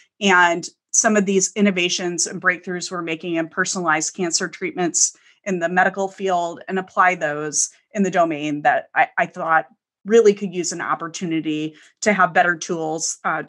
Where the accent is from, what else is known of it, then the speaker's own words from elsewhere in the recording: Midwest, United States; Growing up in the Midwest, that wasn't a super common path that I saw people trudge through.